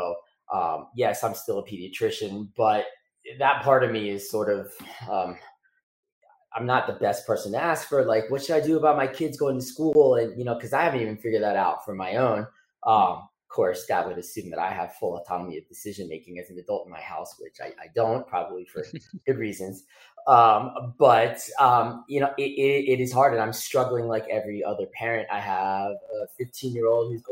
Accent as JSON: {"language": "English", "region": "South Florida", "country": "United States", "tie": "born or raised there", "said": "a kid growing up in South Florida with hurricanes"}